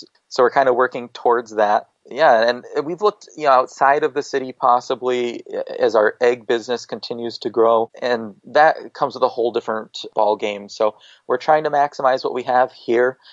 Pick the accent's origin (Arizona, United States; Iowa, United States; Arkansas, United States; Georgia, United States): Iowa, United States; me growing up in Iowa